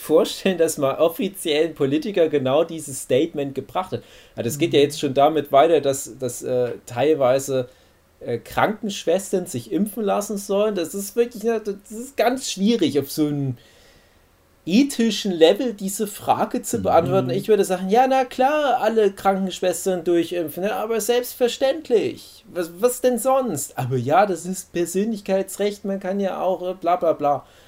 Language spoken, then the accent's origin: German; Saxony, Germany; bei uns in Sachsen